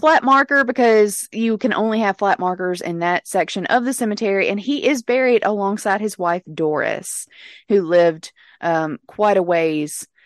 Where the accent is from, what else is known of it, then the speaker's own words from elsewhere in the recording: Pontotoc, Mississippi, United States; moved away; my hometown of Pontotoc, Mississippi